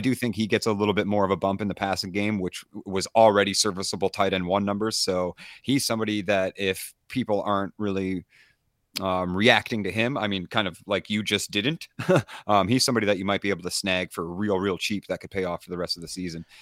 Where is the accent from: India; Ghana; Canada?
Canada; East Coast of Canada, Eastern Canada; I'm from the East Coast